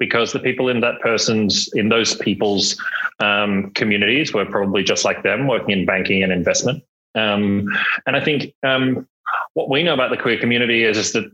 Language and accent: English; Australia; moved away as an adult; also born or lived in London; I grew up in Australia, spent 15 years in London